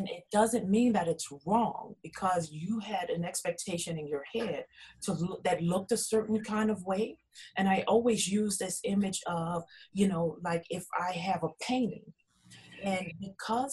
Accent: New Orleans, Louisiana, United States; I'm originally from New Orleans, Louisiana

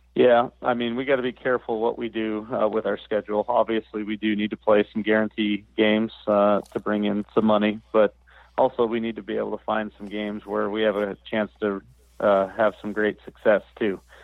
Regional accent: the Northwest, Pacific Northwest, United States; I grew up in the Northwest

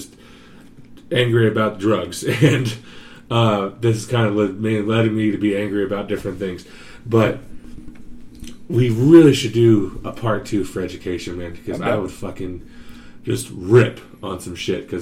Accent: United States; I'm American

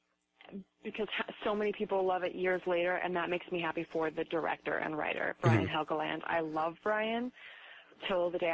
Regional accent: Reno, Nevada, United States; I grew up in Reno

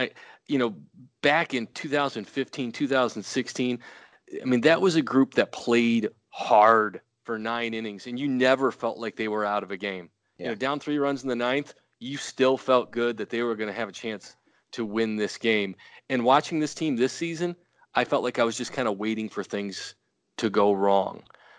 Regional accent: Carbondale, Illinois, United States; You know, we never have to say we're from Carbondale.

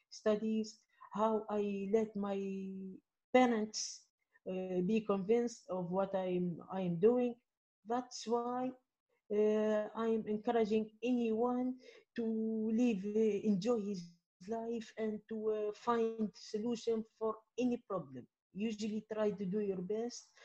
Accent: Midoun, Medenine, Tunisia; English is a second language; here in my hometown in Midun, Jerba

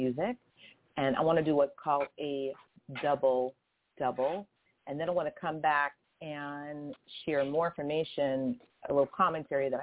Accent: Boston, Massachusetts, United States; I'm from Boston

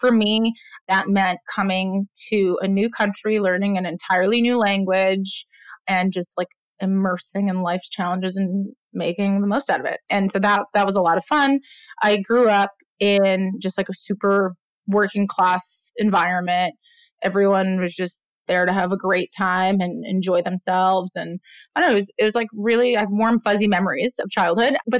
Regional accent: New York City, New York, United States; also born or lived in Israel; I was born in Israel. I moved to Brooklyn when I was 3. Grew up in a really just like melting pot of culture, part of Brooklyn, South Brooklyn

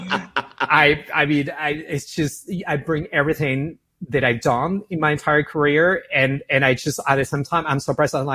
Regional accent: Buenos Aires, Argentina; moved away as an adult; also born or lived in San Francisco / Miami; as you can hear my accent, I'm from Argentina, from Buenos Aires, born and raised. Moved to San Francisco when I was 20 years old.

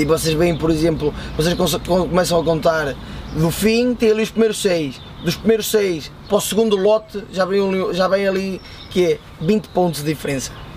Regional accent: Peso da Régua, Norte, Portugal; Eu tive 3 anos no, no clube da minha terra, que é o Régua

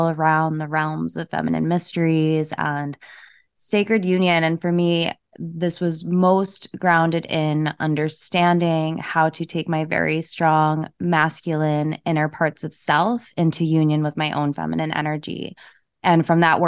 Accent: New England, United States; I'm from New England

